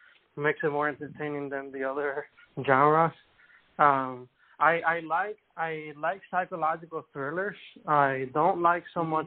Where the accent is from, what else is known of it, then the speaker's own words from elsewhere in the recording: Cuba; moved away; also born or lived in Houston; I was born in Cuba